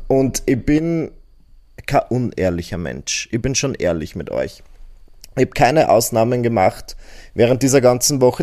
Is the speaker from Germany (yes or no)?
no; Burgenland, Austria; bei uns im Burgenland